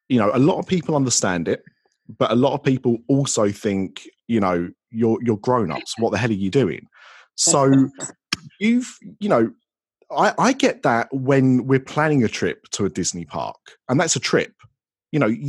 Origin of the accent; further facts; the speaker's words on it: United Kingdom; I'm British